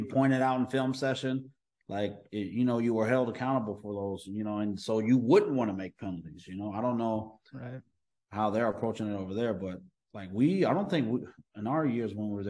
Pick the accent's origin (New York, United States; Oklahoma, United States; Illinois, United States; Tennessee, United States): Oklahoma, United States; I was even from Oklahoma